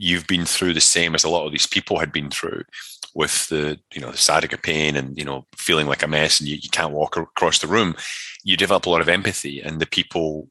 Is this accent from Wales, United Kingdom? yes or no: no; Scotland, United Kingdom; moved away as an adult; also born or lived in Connecticut, United States; I'm from Scotland originally, so it was a lot of rugby, mountain biking, martial arts, that kind of stuff